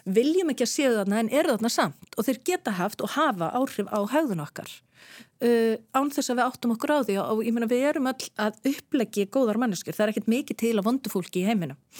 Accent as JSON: {"language": "Icelandic", "country": "Netherlands", "tie": "born or raised there", "moved": "yes", "lives_now": "Iceland", "said": "í heimalandi mínu Hollandi"}